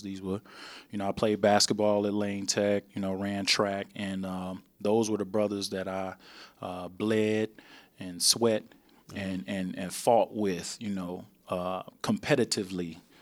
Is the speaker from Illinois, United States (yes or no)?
yes; Chicago, Illinois, United States; originally, I'm from Chicago